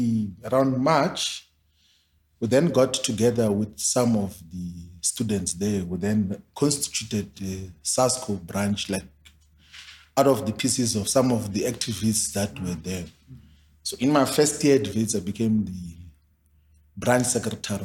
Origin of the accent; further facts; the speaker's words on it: South Africa; I'm from Maoni's village